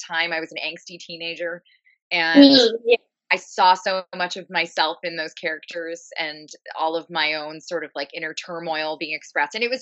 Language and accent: English; Ottawa, Ontario, Canada; moved away as an adult; also born or lived in East Vancouver, British Columbia; now in Vancouver, Canada; I'm from Ottawa, Ontario, Canada, and I moved to the West Coast